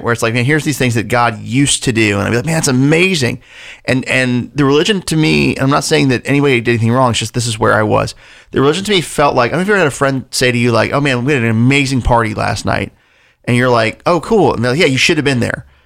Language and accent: English; Delaware, United States; also born or lived in Louisville, Kentucky; I was born in Louisville, Kentucky. Uh, we lived there until I was seven, then moved to Delaware when I was a kid.